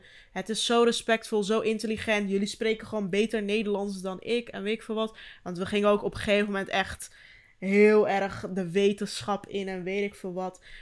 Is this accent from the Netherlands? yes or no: no; Turkey; Maar ook, ik ben Turks en niet Marokkaans.